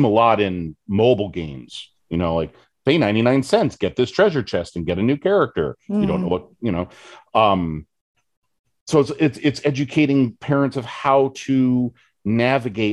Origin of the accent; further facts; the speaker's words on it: West Coast, United States; now in Michigan, United States; I'm originally from the West Coast